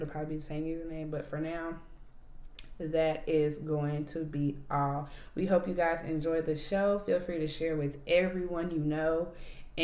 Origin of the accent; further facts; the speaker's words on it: Alabama, United States; We're both from Alabama.